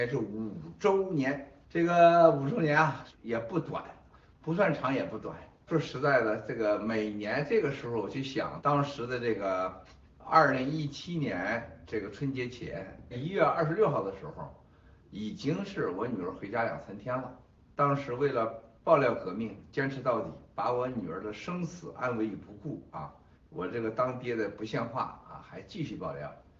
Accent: China; 还有我们中国人过去这百年的这种屈辱的历史，

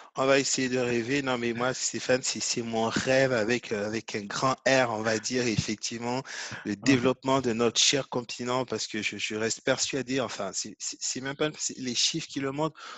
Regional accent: Côte d’Ivoire; J'ai grandi en Côte d'Ivoire

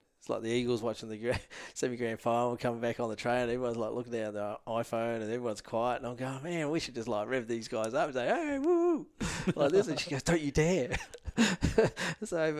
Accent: Perth, Western Australia, Australia; and I was from Perth and Jewish group

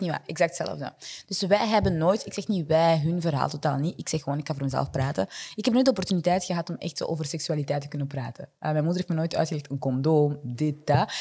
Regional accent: Vilvoorde, Flanders, Belgium; accent: French; Dutch is a second language; moved away as an adult; also born or lived in Burundi; now in Antwerp, Belgium; ik ben opgegroeid in Vilvoorde.

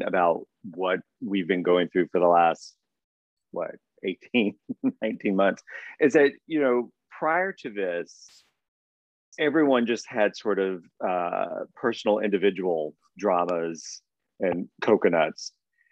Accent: Southeast Coast, United States; I grew up on the Southeast Coast

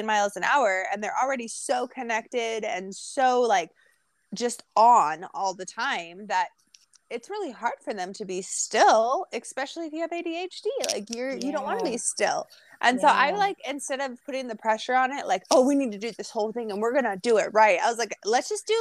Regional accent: Edmonds, Washington, United States; now in California, United States; I am in California now, but I grew up in Edmonds

